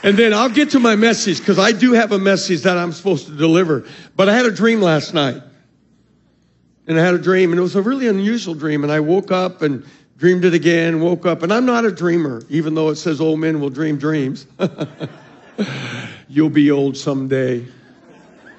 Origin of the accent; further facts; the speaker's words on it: Arizona, United States; I'm from Arizona